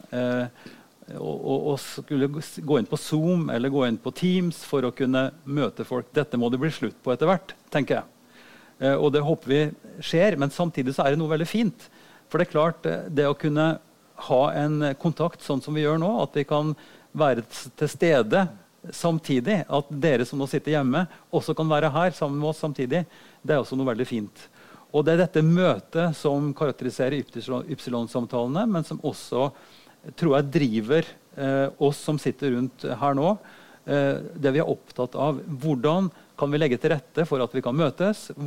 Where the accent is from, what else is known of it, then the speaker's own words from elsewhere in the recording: Oppdal, Trøndelag, Norway; Og da gikk jeg på biblioteket hjemme i Oppdal og så plukka jeg den aller tynneste boka jeg fant.